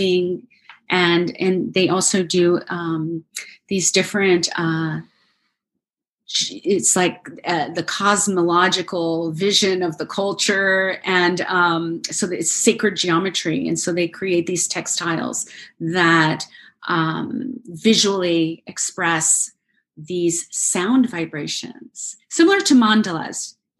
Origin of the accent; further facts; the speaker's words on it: United States; I grew up in the United States